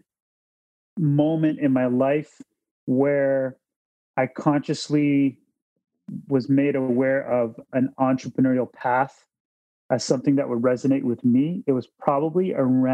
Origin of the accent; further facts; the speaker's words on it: Toronto, Ontario, Canada; I'm born and raised in Toronto, Ontario, Canada. And I was brought up here